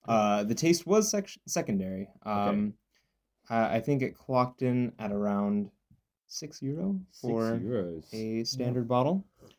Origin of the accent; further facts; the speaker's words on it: United States; moved away as an adult; also born or lived in San Diego, California / Prague, Czech Republic; now in Tübingen, Germany; If you couldn't tell by my accent, I hail from America.